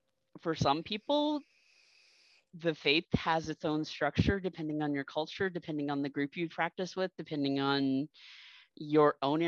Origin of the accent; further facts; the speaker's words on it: South Carolina, United States; moved away; also born or lived in Massachusetts / Southern Missouri; I grew up in South Carolina. So we had the Appalachians, we had the Seacoast, we had all the other traditions that are basically a melting pot in South Carolina.